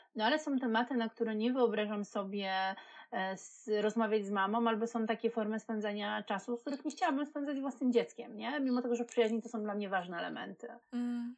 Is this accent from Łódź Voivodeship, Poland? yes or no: no; Wrocław, Lower Silesian Voivodeship, Poland; ja jestem z Wrocławia